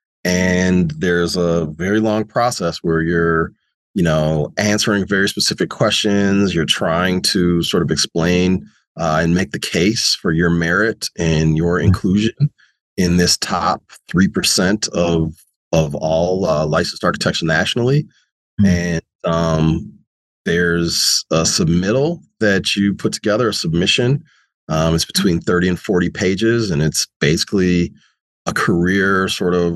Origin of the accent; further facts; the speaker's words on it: St. Paul, Minnesota, United States; also born or lived in Charlotte Amalie, St. Thomas, U.S. Virgin Islands / California / Arizona / New York; I was raised in St. Paul, and I grew up sort of halfway on the east side of St. Paul and in the historic Rondo neighborhood of St. Paul.